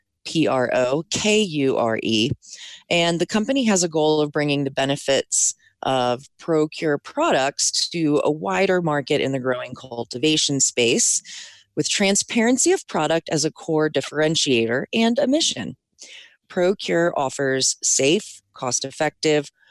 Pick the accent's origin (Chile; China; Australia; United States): United States; Maryland; I'm from Maryland, which has an Amish community.